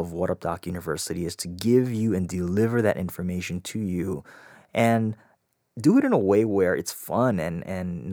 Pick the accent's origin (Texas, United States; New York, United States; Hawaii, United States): Hawaii, United States; I grew up in Hawaii